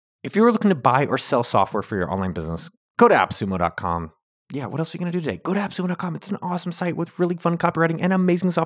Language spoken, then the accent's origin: English; Bay Area, California, United States; now in Austin, United States; I'm from the Bay Area, but I live in Austin, Texas now